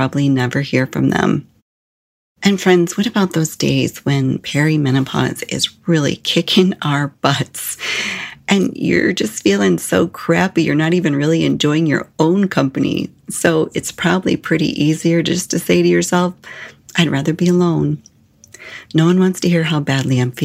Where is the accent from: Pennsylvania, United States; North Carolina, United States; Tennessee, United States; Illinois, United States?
Illinois, United States; moved away as an adult; also born or lived in Arizona / Phoenix; when I moved from Illinois to Arizona